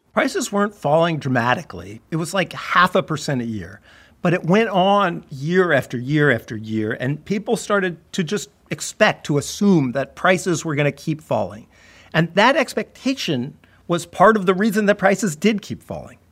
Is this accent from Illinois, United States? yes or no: no; San Diego, California, United States; you know where I grew up. San Diego. We've talked about this, San Diego, the suburbs of San Diego.